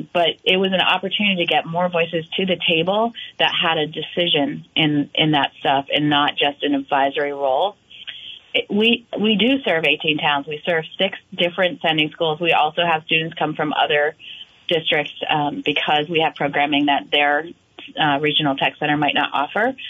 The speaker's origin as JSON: {"language": "English", "town": "Newbury", "region": "Vermont", "country": "United States", "tie": "born or raised there", "said": "I grew up in Newbury, Vermont. So I'm a Vermonter all my life."}